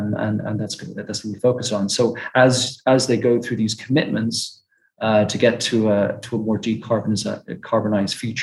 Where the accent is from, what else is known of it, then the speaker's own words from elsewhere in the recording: Ireland; moved away; when I was growing up in Ireland in the 80s